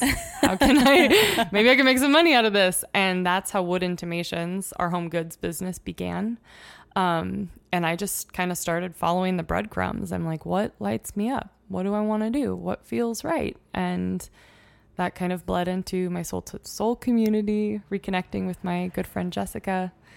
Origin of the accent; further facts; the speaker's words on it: Oregon, United States; moved away as an adult; also born or lived in Mount Hood; now in Montana, United States; I grew up in Oregon